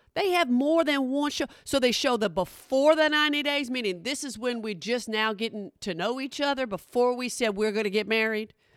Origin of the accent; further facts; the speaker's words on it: Oklahoma, United States; I'm from Oklahoma